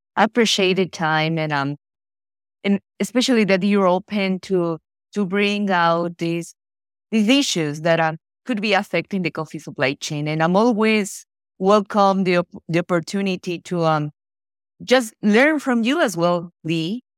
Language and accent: English; Ecuador; moved away as an adult; now in Florida, United States; I was born and raised in Ecuador, and I'm based in, uh, Florida, U S